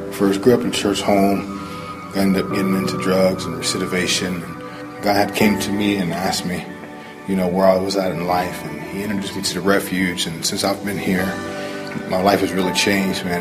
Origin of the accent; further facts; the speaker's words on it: Zanesville, Ohio, United States; moved away as an adult; now in Columbus, United States; I'm from Zanesville, Ohio, age 40. came to Columbus uh, about 10 years ago